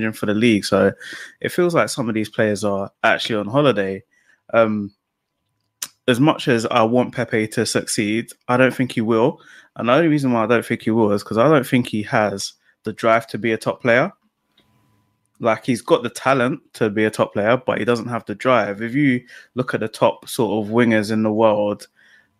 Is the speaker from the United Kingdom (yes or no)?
yes; London, United Kingdom; now in Buckinghamshire, United Kingdom; I'm calling from Buckinghamshire, but I'm actually from Tottenham.